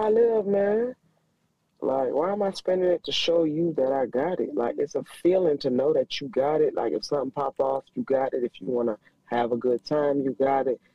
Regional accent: Miami, Florida, United States; I'm from Miami

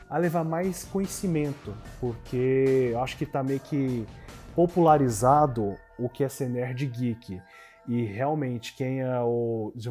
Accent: Rio de Janeiro, Brazil; eu sou do Rio de Janeiro

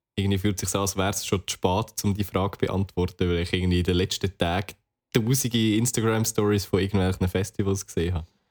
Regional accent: Switzerland; als Schweizer

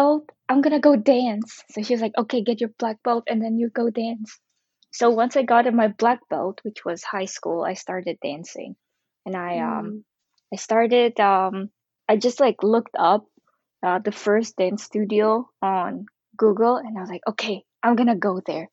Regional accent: Ukraine; I grew up in Ukraine, and I was surrounded by lots of European people, and usually I was the only Asian in my class growing up.

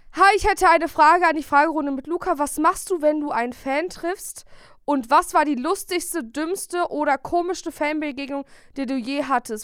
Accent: Bielefeld, North Rhine-Westphalia, Germany; wir kommen ja beide aus Bielefeld

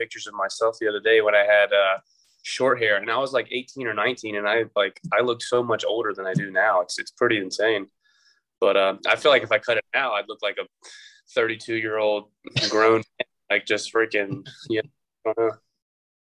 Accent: Greensboro, North Carolina, United States; my hometown at the Greensboro Coliseum

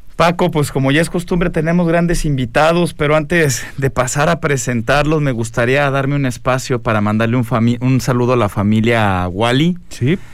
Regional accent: Guadalajara, Jalisco, Mexico; yo yo soy tapatío

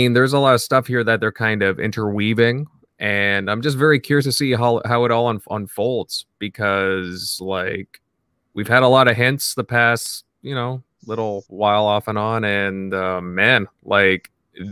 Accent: Canada; I'm Canadian

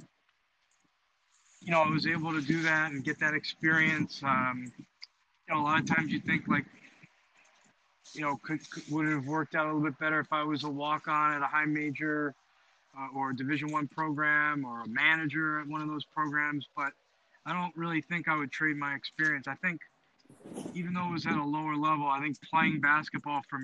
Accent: New York City, New York, United States; moved away as an adult; growing up in Queens

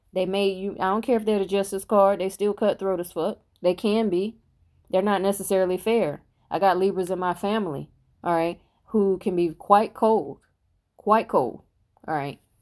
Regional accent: United States; I'm an American

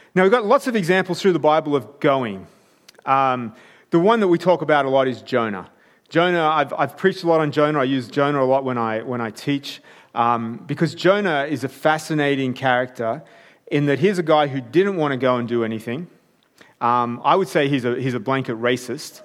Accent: Armidale, New South Wales, Australia; I grew up in Armidale.

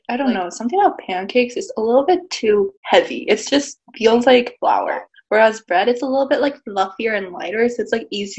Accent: Southern California, United States; I'm from SoCal

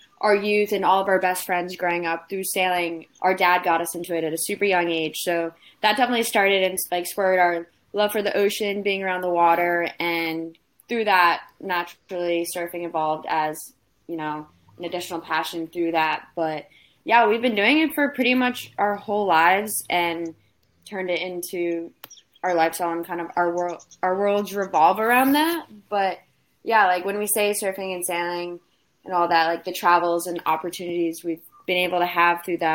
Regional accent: Fort Lauderdale, Florida, United States; moved away as an adult; also born or lived in Charleston, South Carolina; now in Rhode Island, United States; we grew up in Florida, down in Fort Lauderdale, South Florida, and always split our time kind of between there and Rhode Island

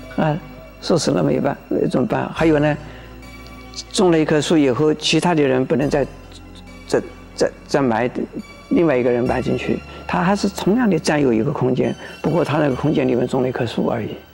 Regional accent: Taiwan; 我们这个中国人或者是我们台湾人的一种习俗

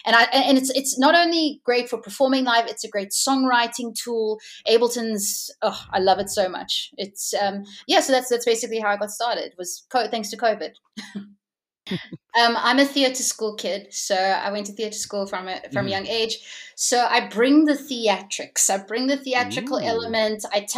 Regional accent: Hong Kong; also born or lived in Japan; So I grew up in Asia. I grew up in Hong Kong. So I learned a lot there from the music scene there.

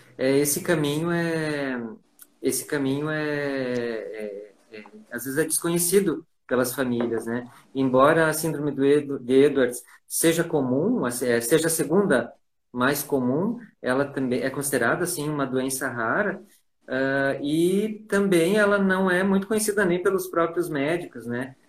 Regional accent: Ijuí, Rio Grande do Sul, Brazil; Eu sou do Sul

